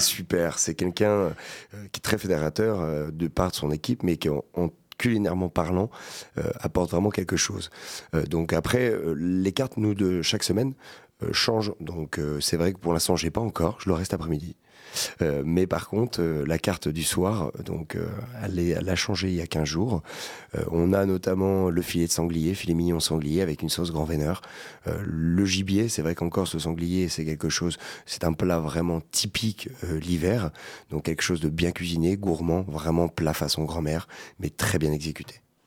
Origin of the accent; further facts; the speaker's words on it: Poitiers, Nouvelle-Aquitaine, France; je suis né aussi à Poitiers